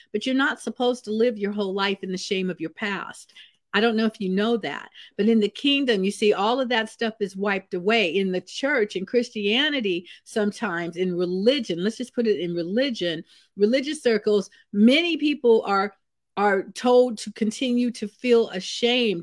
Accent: Vallejo, California, United States; where I grew up in Vallejo, California, I lived in a house with my grandmother for a lot of my, uh, growing up years

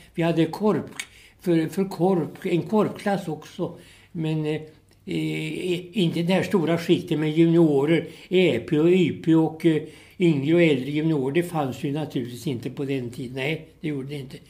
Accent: Vikbolandet, near Norrköping, Östergötland, Sweden; då föddes jag ute på en bondgård ute på Vikbolandet som ligger en, eh, tre mil här utifrån Norrköping

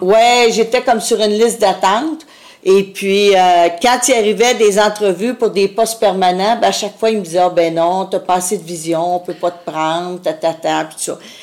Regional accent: Montreal, Quebec, Canada; je suis venue au monde dans le centre-sud de Montréal

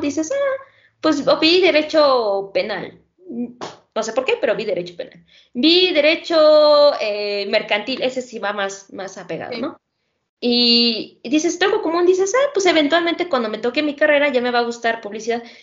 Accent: Mexico; el sistema educativo con el que contamos aquí en México

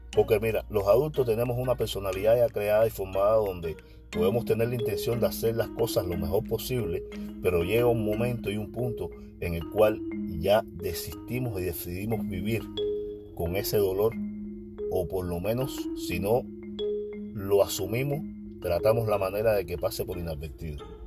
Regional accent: Cuba; yo solo soy un cubano que conversa

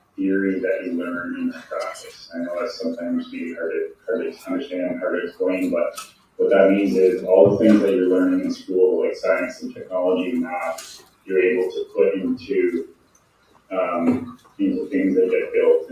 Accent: North Bay, Ontario, Canada; I'm from North Bay, Ontario

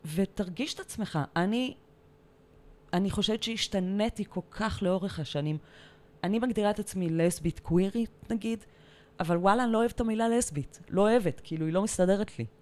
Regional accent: Tel Aviv, Tel Aviv District, Israel; אני תל אביבית בורן אנד רייז. גדלתי בצפון תל אביב

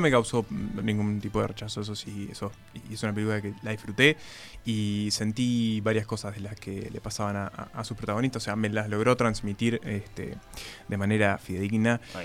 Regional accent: Paysandú, Uruguay; moved away; yo vengo de Paysandú, un departamento bastante caluroso en verano

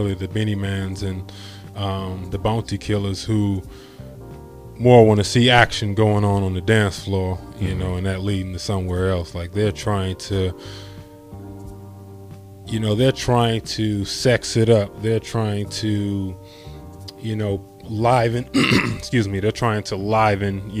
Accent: Bahamas; moved away; also born or lived in Nassau, Bahamas / California; I was born in the Bahamas, Nassau, Bahamas, and then grew up on Eleuther, Bahamas.

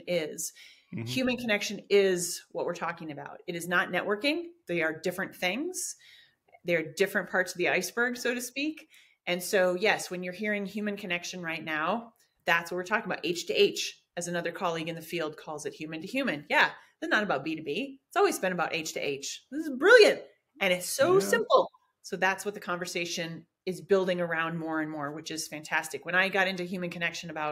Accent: Oklahoma, United States; I was born in Oklahoma

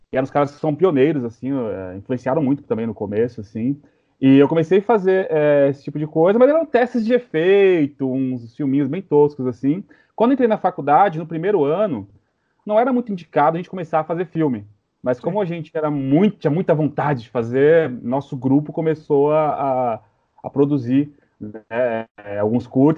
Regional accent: São Paulo, Brazil; Sou de São Paulo, mas sou filho de nordestino. Então sou meio paulista, meio nordestino, com grande orgulho.

